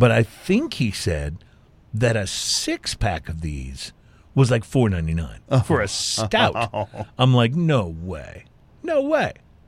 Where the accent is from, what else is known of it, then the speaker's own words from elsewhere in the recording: Texas, United States; moved away as an adult; now in California, United States; I moved from Texas to California when I was in my 20s